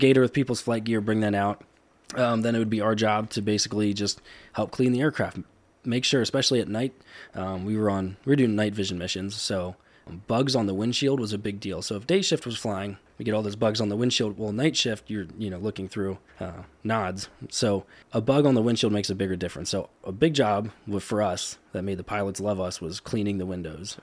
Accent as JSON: {"language": "English", "town": "Cleona", "region": "Pennsylvania", "country": "United States", "tie": "born or raised there", "said": "I did grow up in Cleona my whole life"}